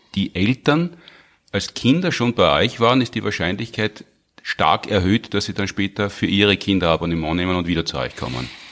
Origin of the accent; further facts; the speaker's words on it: Graz, Styria, Austria; Ich war ja als Grazer Kind